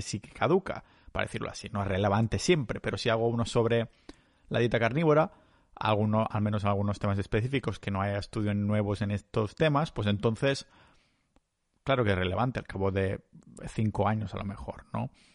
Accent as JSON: {"language": "Spanish", "region": "Catalonia", "country": "Spain", "said": "yo soy muy catalán"}